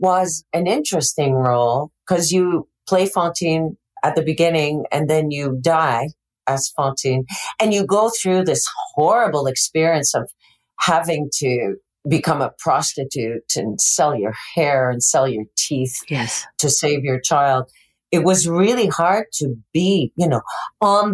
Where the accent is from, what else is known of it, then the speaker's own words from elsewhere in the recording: Montreal, Quebec, Canada; moved away; I grew up in Montreal. My whole childhood spent in Montreal